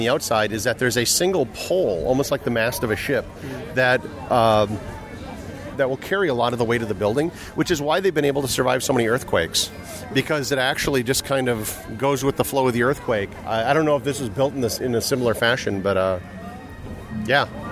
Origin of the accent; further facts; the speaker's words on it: Midwest, United States; moved away; I'm from the Midwest.